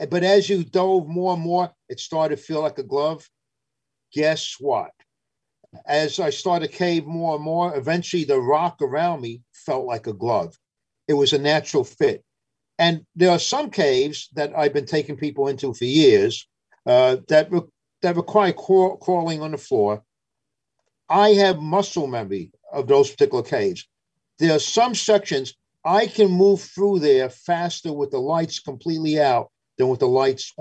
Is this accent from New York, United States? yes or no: yes; New York City, New York, United States; also born or lived in London, England / Williamstown, Massachusetts; I was brought by my parents into New York City. And until I started traveling my later teenage and early college years, I was basically in New York growing up.